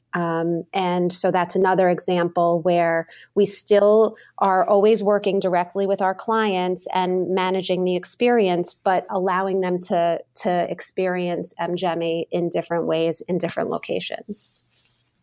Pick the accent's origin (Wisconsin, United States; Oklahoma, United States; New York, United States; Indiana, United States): New York, United States; moved away as an adult; also born or lived in Massachusetts; now in Boston, United States; I was born, raised in New York. I, I moved to Massachusetts after college